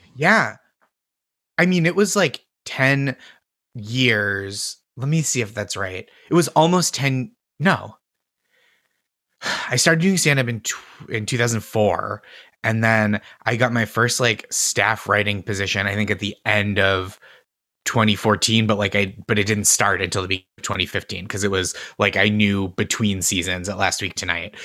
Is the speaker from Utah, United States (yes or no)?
no; Stoneham, Massachusetts, United States; moved away as an adult; also born or lived in Boston; now in New York, United States; I have hometown pride, like, I wanna represent well for my hometown